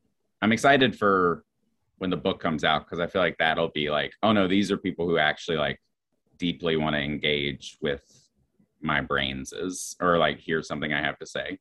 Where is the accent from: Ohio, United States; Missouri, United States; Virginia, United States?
Virginia, United States; Roanoke; moved away as an adult; also born or lived in New Jersey / Chicago; now in New York, United States; I grew up in Roanoke, Virginia.